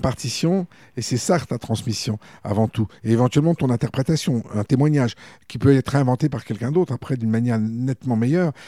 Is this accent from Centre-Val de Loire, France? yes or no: yes; Bourges, Centre-Val de Loire, France; also born or lived in Paris; j'ai grandi à Bourges à partir de mes six ans